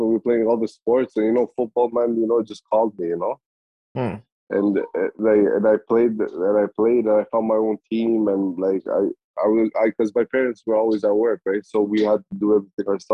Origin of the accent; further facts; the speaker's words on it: Canada; also born or lived in Kosovo / Germany; I left Kosovo when I was 2 years old, man, and we lived in Germany like for a couple of years, and then came to Canada when I was like six